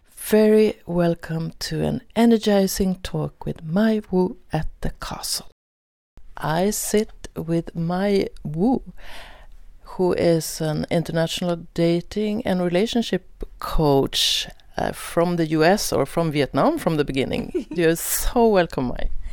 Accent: Sweden; English is a second language; I am from Sweden

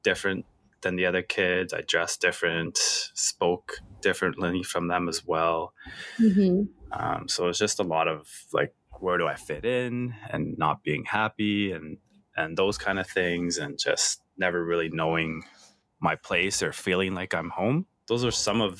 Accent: Edmonton, Alberta, Canada; first language English; also born or lived in El Salvador; I left El Salvador when I was only 1 year old. So I'm pretty much Canadian. First language is English.

